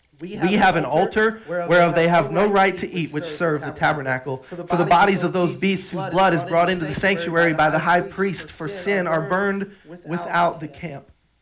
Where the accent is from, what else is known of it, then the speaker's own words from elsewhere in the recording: Trinidad & Tobago; Even though I spent a lot of years on the mission field, I grew up outside of America. I grew up in Trinidad.